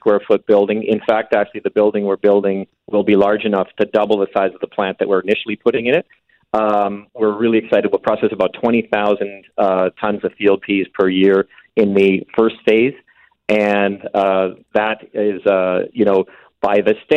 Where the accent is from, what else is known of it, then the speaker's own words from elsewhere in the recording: Gimli, Manitoba, Canada; now in Winnipeg, Canada; I'm actually a Winnipegger myself, or technically I'm actually from Gimli originally